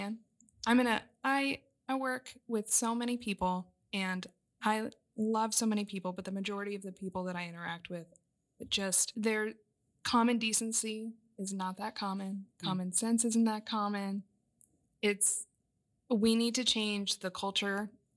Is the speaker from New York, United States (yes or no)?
no; Southern Arizona, United States; moved away as an adult; now in California, United States; I grew up in Southern Arizona